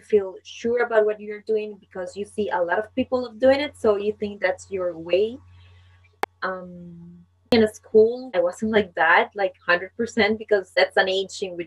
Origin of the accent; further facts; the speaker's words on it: Costa Rica; first language Spanish; English is a second language; I am from Costa Rica. I'm a Latin woman. My native language is Spanish.